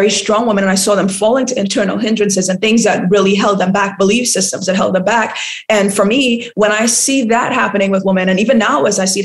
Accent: Laventille, Trinidad & Tobago; now in Ghana; But I grew up in Trinidad and I grew up in a really rough part of Trinidad. I don't know if you heard of Laventille

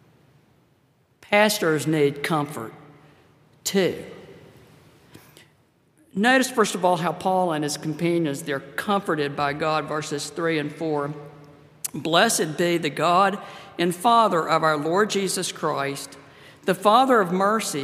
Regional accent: Pensacola, Florida, United States; I grew up in Pensacola, Florida. That's my my hometown, my home state

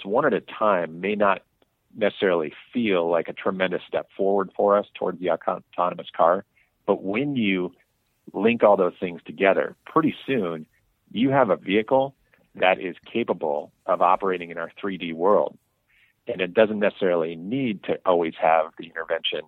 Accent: Bay Area, California, United States; I had the good fortune of growing up in the Bay Area

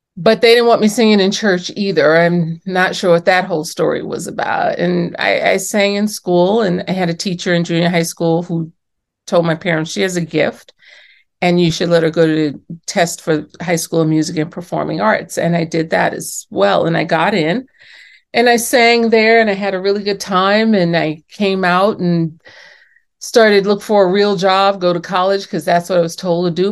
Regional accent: New York City, New York, United States; I was born and raised in New York City in the Bronx, actually, and my parents from the South

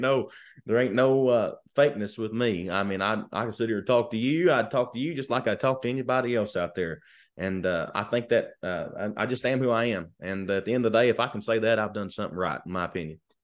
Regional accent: Lancaster, Kentucky, United States; I'm from, uh, a little town in Kentucky called Lancaster, Kentucky, which is south of Lexington

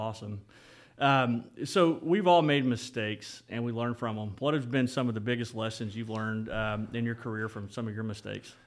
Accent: Ripley, Oklahoma, United States; we, we grew up, um, close to each other growing up in Ripley

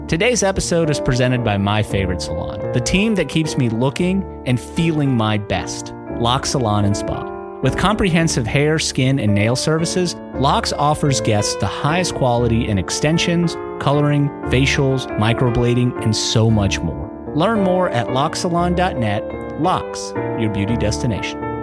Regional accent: Atlanta, Georgia, United States; moved away; I grew up in Atlanta

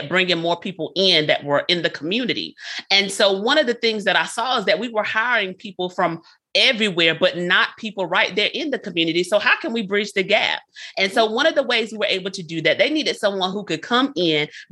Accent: Lumberton, North Carolina, United States; moved away as an adult; also born or lived in Fayetteville, North Carolina; I'm from North Carolina, Lumberton, North Carolina is where I'm from, born and raised

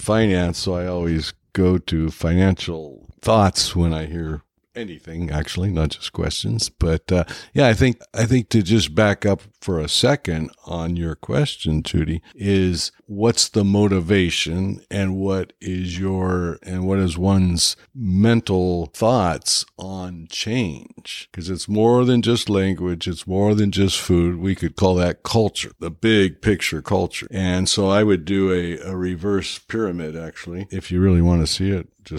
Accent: United States; and I am American. I actually do have a U.S. passport as far as the last time I checked.

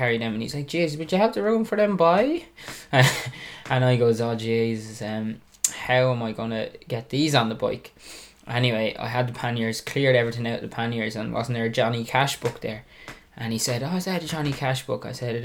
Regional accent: Dunmore East, Munster, Ireland; I'm from Dunmore East

